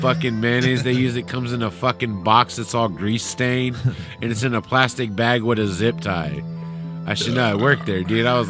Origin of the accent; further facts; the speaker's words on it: Vallejo, California, United States; I'm from Vallejo.